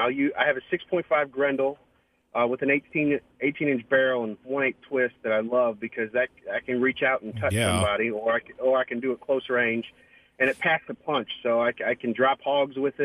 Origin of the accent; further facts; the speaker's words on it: St. Louis, Missouri, United States; moved away as an adult; also born or lived in Kissimmee, Florida; now in Texas, United States; I'm originally from St. Louis. I moved out to Florida in 2008 with my wife